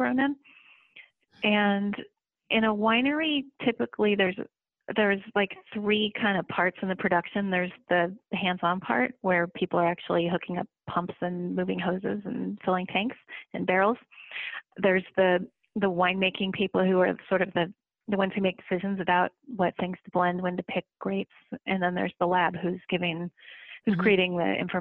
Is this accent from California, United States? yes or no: yes; San Francisco, California, United States; I grew up in San Francisco